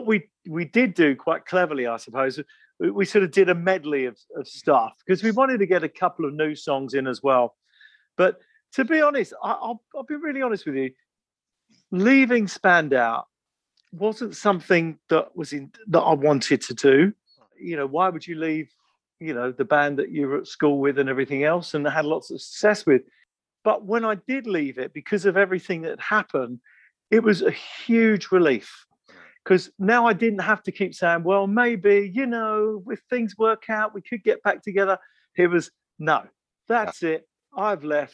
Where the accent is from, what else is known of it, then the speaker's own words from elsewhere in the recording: England, United Kingdom; we're from England